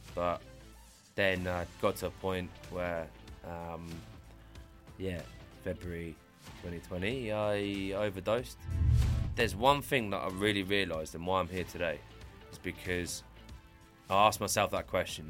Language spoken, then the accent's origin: English; Brighton, South East England, United Kingdom; I grew up here in Brighton since the age of about five, six